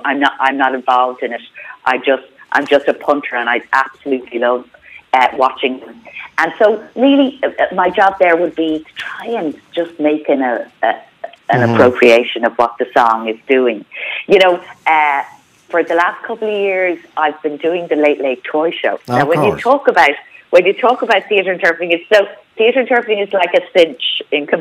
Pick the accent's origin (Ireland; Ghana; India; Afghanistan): Ireland; our culture as Irish people